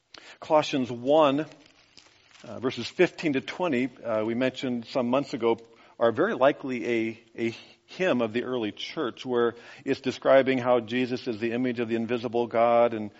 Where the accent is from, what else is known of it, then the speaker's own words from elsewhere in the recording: United States; As an American